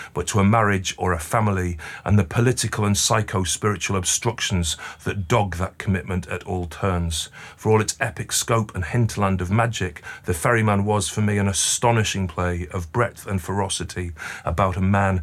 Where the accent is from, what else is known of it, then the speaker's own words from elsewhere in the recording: Stockport, North West England, United Kingdom; growing up in Stockport